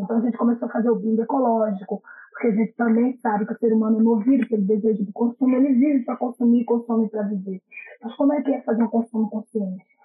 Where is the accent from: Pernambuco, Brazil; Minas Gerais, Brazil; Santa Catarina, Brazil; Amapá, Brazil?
Pernambuco, Brazil; now in Rio de Janeiro, Brazil; eu sou natural de Pernambuco